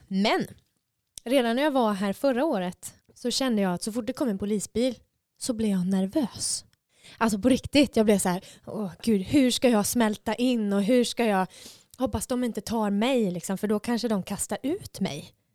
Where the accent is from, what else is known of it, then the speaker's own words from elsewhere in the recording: Kalmar, Kalmar County, Sweden; moved away as an adult; now in Gothenburg, Sweden; Jag är från eh, Kalmar i Sverige